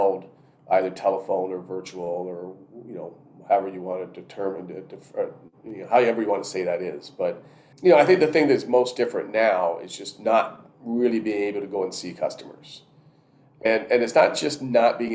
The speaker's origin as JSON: {"language": "English", "country": "Canada"}